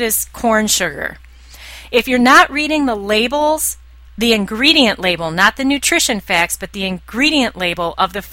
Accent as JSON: {"language": "English", "country": "United States", "said": "I'm an American."}